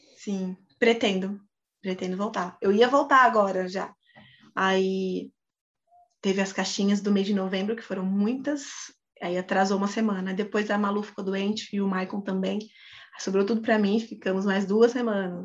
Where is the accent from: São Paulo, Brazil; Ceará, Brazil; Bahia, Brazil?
São Paulo, Brazil; Osasco; a gente é de Osasco